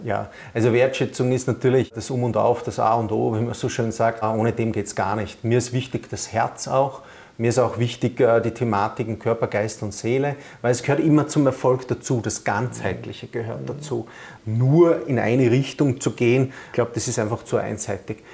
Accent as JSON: {"language": "German", "region": "Vienna", "country": "Austria", "moved": "yes", "lives_now": "Rosenheim, Germany", "said": "ich bin ja Wiener"}